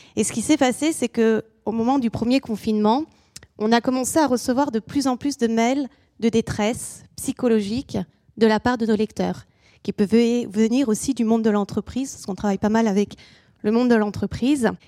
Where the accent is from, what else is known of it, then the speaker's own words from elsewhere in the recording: France; also born or lived in England; chez nous en France